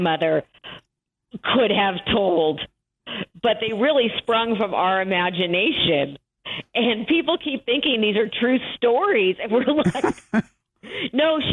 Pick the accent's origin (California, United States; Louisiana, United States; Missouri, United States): California, United States; Los Angeles; I live in Los Angeles, where I was actually raised. My parents moved here when I was three